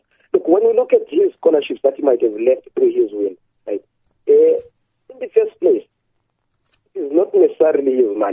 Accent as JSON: {"language": "English", "country": "Zimbabwe", "moved": "yes", "lives_now": "South Africa", "said": "I'm from Zimbabwe"}